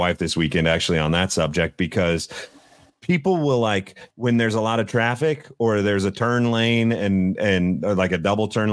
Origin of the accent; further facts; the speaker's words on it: Greeley, Colorado, United States; I grew up in Greeley, Colorado